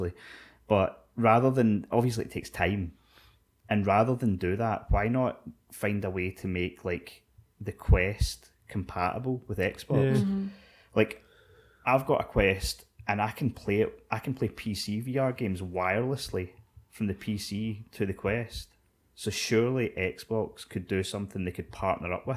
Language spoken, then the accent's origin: English; Scotland, United Kingdom; We're Scottish